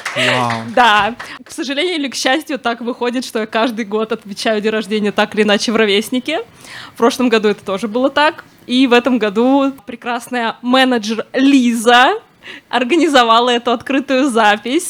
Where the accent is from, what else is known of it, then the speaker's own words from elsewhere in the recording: Moscow, Russia; я выросла в Москве